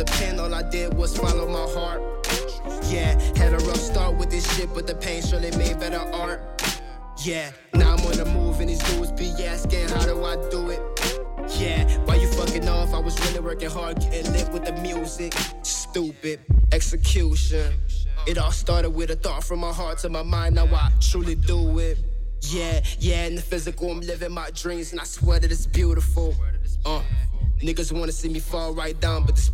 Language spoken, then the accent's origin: English; New Orleans, Louisiana, United States; I'm from the West Bank, from New Orleans.